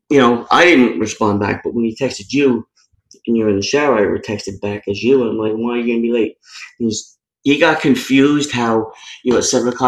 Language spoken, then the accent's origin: English; Queens, New York, United States; I'm from Queens.